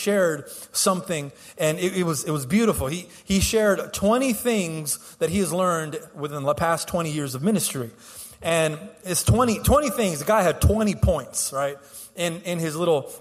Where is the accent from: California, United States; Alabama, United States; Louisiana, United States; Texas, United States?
Texas, United States; Houston; I'm born and raised in Houston